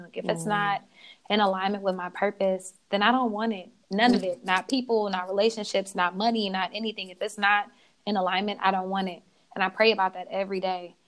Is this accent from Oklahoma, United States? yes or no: yes; Oklahoma, United States; moved away as an adult; now in California, United States; I was actually born in California, but raised in Oklahoma